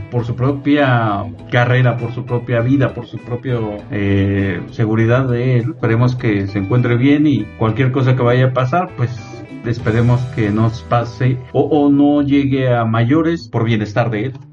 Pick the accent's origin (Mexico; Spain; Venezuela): Mexico; nosotros como mexicanos